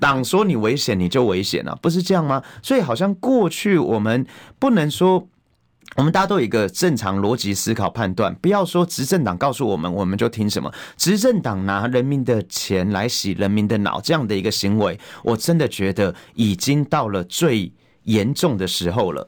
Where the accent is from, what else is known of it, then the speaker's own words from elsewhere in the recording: Taiwan; 我们是台湾的主人